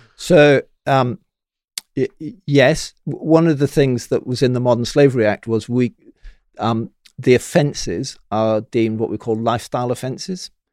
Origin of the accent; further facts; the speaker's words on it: Bristol, South West England, United Kingdom; I'm from Bristol